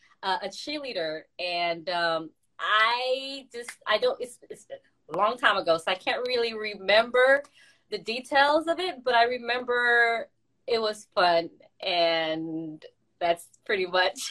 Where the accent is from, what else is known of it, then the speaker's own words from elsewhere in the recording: Boston, Massachusetts, United States; also born or lived in Haiti; I was born in Boston. Went out there when I was 2 years old to like 6 or 7.